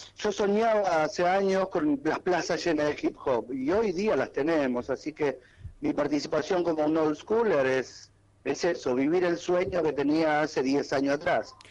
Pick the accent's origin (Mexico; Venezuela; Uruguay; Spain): Uruguay; yo soy uruguayo